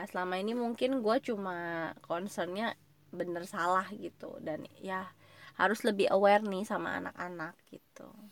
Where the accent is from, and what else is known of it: Indonesia